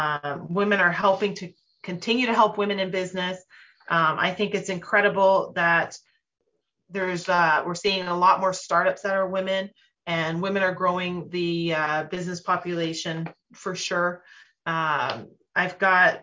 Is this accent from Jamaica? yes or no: no; Canada